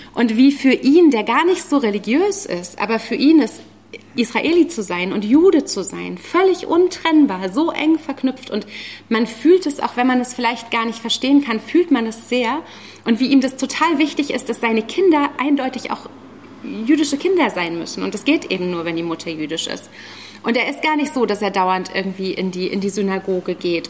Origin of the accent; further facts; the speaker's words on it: the Zone, East Germany, Germany; ich bin ja auch aus der Zone